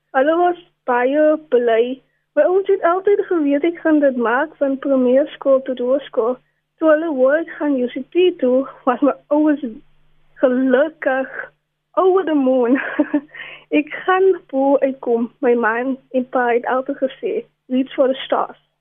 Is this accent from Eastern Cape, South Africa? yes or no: no; Cape Town, Western Cape, South Africa; ek het grootgeword in Wesbank